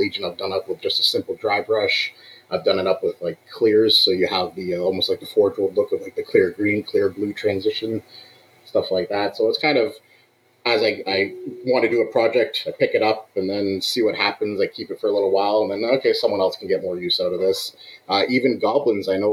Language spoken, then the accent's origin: English; Belleville, Ontario, Canada; moved away as an adult; now in Cambridge, Canada; I'm out from Belleville, which is about 3 hours east of Cambridge, where I am right now